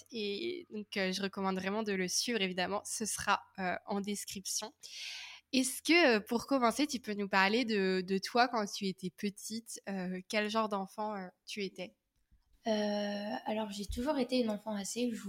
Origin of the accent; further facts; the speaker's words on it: Paris, Île-de-France, France; moved away as an adult; now in Nantes, France; j'ai 22 ans, j'habite euh, à Nantes, je viens de Paris